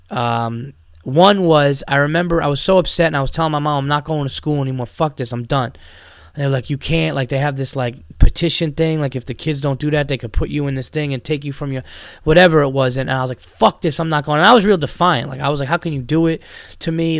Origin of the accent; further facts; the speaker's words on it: Yonkers, New York, United States; I grew up in Westchester County, New York